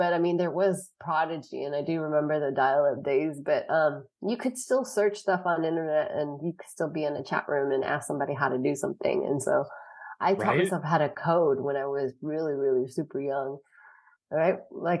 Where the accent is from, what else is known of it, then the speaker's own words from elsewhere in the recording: Lansing, Michigan, United States; born there; I just like that I was born in Lansing